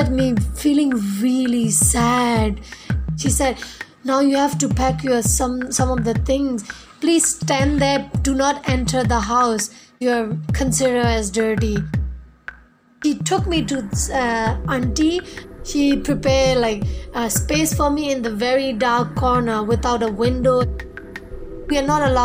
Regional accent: Northern Shan State, Myanmar; I'm from Myanmar, a small village in Northern Chan State.

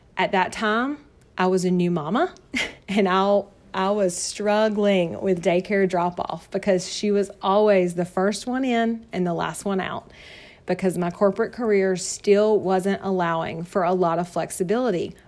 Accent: North Carolina, United States; accent: Southern; I was born and raised here in North Carolina, hence the Southern accent

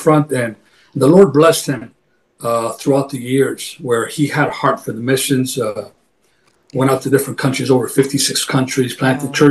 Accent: New Haven, Connecticut, United States; I was born and raised in a wonderful city of New Haven, Connecticut

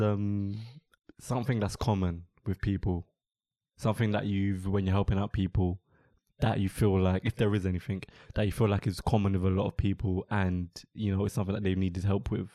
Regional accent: London, United Kingdom; I'm born and raised in London

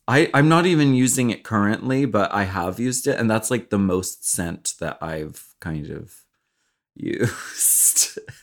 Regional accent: Pennsylvania, United States; moved away; I grew up in Pennsylvania

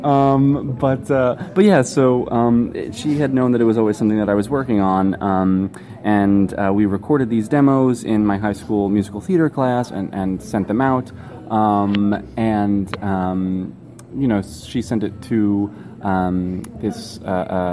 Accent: Long Island, New York, United States; now in New York City, United States; growing up on Long Island

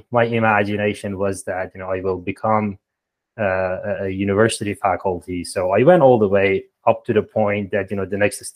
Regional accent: Iran; moved away as an adult; now in Toronto, Canada; I'm from Iran originally, and there we have this, countrywide entrance exam to get to university

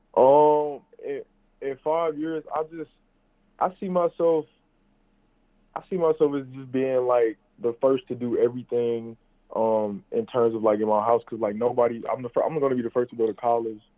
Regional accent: St. Louis, Missouri, United States; I'm from St. Louis, Missouri

